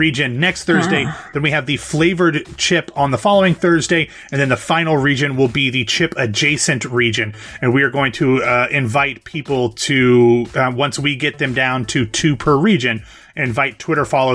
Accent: Ohio, United States; now in Florida, United States; growing up in Ohio, like that's a thing

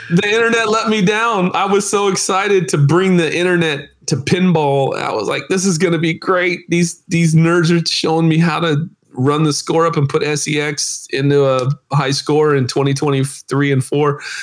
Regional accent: United States; I'm American.

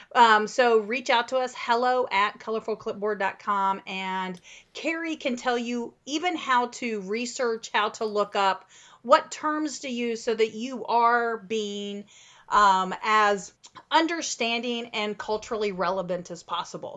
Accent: Midwest, United States; now in Central Texas, United States; so I grew up in the Midwest

